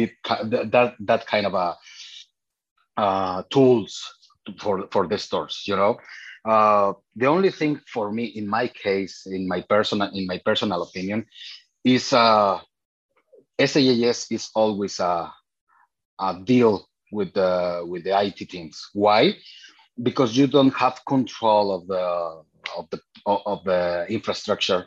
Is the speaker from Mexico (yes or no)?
yes; Mexico; I am from Mexico. I was working in several stores here in Mexico for e-commerce